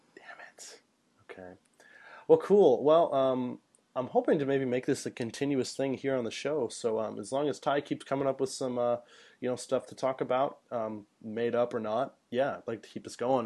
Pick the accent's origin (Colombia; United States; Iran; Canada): United States; central Illinois; moved away as an adult; now in Japan; I live in central Illinois and we don't have arcades.